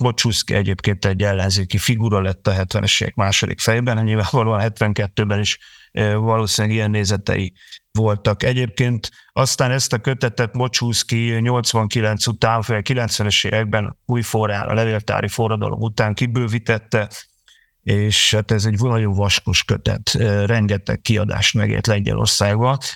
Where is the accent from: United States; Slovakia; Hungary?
Hungary; Magyarországon vagyunk, és eh, magyarok vagyunk